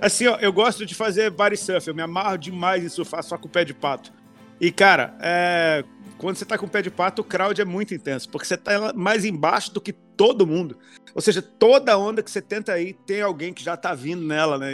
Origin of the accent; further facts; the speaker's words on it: Brasília, Federal District, Brazil; moved away as an adult; also born or lived in São Paulo; now in Balneário Camboriú, Brazil; eu sou de Brasília